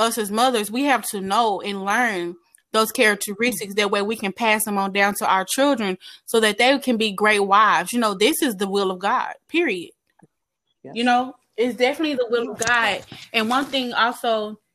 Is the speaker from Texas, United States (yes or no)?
yes; Dallas, Texas, United States; I am from Dallas, Texas.